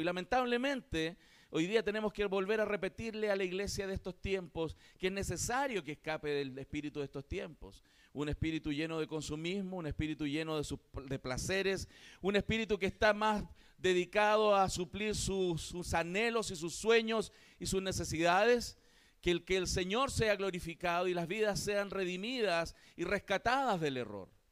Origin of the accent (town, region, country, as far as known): Chile